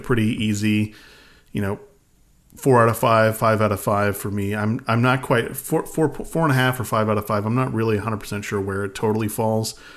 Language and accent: English; Alaska, United States; we grew up in Alaska